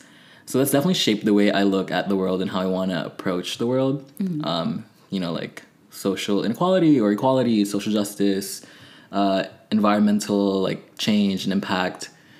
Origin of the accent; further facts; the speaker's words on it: Philippines; also born or lived in Texas, United States / Berkeley, United States; now in United States; So I was born in the Philippines, you know, lived there. So I definitely have a huge connection to my culture and my identity as being Filipino.